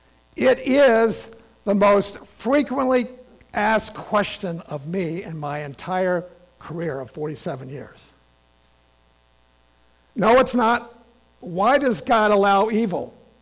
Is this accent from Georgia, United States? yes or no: no; Richmond, Virginia, United States; my great-grandparents, who lived on a farm about 50 miles from my hometown in Richmond, Virginia